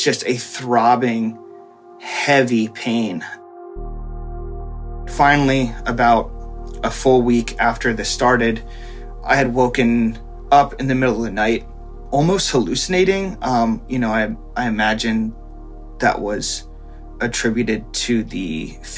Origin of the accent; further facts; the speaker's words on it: Reading, Pennsylvania, United States; also born or lived in Philadelphia, Pennsylvania; I'm from the Philadelphia area, currently living in Reading, Pennsylvania, which is the town I was born